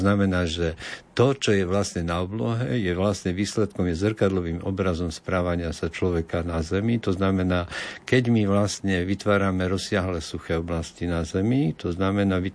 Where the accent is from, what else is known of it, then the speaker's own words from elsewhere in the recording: Košice, Košice Region, Slovakia; Ja, ja som z Košic